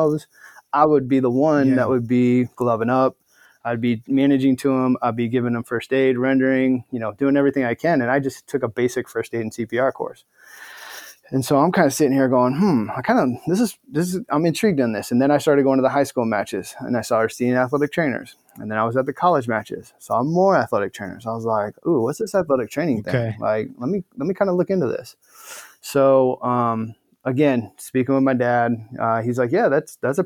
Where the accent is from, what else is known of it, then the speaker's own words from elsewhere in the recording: Omaha, Nebraska, United States; moved away as an adult; also born or lived in Florida / Washington / Albuquerque, New Mexico / Ohio; now in Bay Area, United States; I'm originally from Omaha, Nebraska, born and raised in the Cornhusker State, just growing up in Omaha